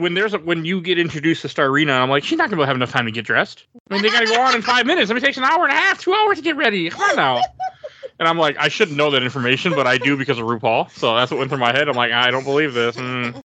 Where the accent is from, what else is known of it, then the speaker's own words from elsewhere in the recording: Milwaukee, Wisconsin, United States; I'm from Milwaukee, and I mean, I remember growing up in in middle school and even high school